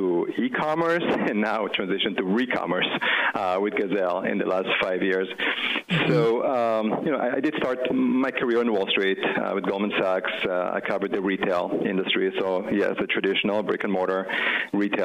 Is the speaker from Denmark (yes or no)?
no; Israel; moved away as an adult; now in United States; as you can tell by my accent, I wasn't born here. I grew up in Israel. But when I was 18, my parents decided to move to the U.S.